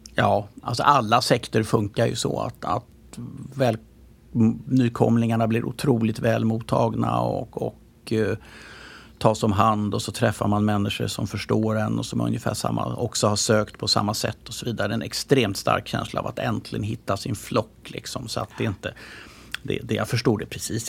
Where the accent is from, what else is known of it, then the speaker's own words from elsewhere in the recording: Stockholm, Stockholm County, Sweden; jag växte upp på Östermalm, men när jag kom ner, gick ut porten på, på Riddargatan där vi bodde